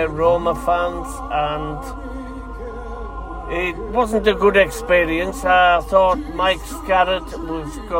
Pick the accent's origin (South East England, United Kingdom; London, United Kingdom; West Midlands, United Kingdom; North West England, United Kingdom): North West England, United Kingdom; Maryport; I'm originally from West Cumbria.